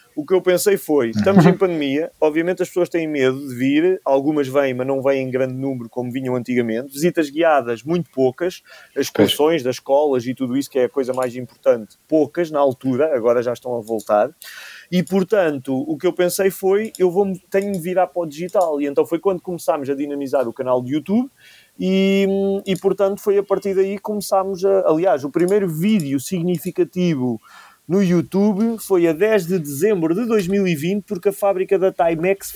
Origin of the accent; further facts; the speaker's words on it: Cantanhede, Centro, Portugal; moved away as an adult; eu cresci, eu nasci em Cantanhedo, cresci em Cantanhedo